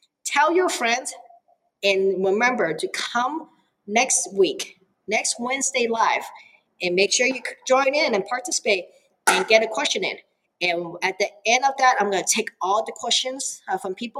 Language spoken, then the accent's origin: English; Oakland, California, United States; English is a second language; now in Eugene, United States; I grew up in Oakland, California. That means I grew up with hip hop and rap.